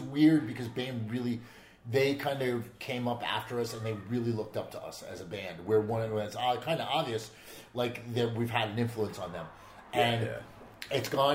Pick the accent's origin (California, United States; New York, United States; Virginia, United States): New York, United States; As a New Yorker